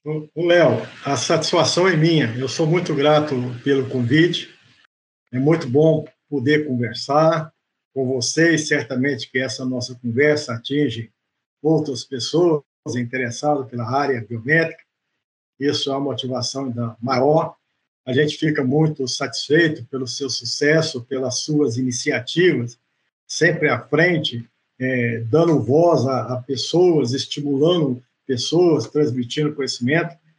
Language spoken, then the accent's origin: Portuguese; Grisena, Minas Gerais, Brazil; moved away; also born or lived in Viçosa, Minas Gerais; eu sou de Grisena, uma cidade do interior é, de Minas Gerais